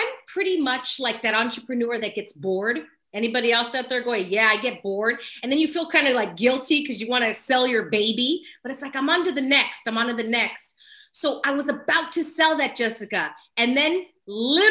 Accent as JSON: {"language": "English", "town": "Los Angeles", "region": "California", "country": "United States", "tie": "born or raised there", "said": "I was born and raised in Los Angeles, California, still here."}